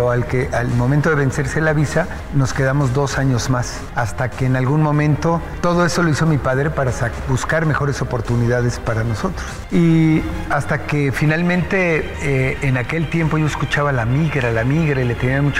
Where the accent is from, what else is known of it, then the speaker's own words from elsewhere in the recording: Mexico City, Mexico; yo nací ahí en Iztapalapa, por donde está la cabeza de Juárez, antes eran basureros, eh, desde mi casa se veían los basureros